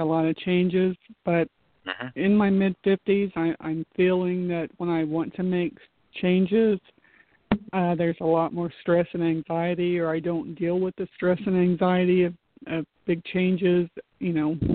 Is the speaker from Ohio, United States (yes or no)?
yes; Salem Center, Ohio, United States; I was born in Salem Center, Ohio